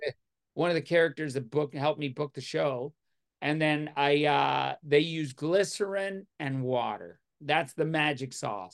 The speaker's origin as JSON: {"language": "English", "region": "Newfoundland and Labrador", "country": "Canada", "said": "I'm Newfoundlander"}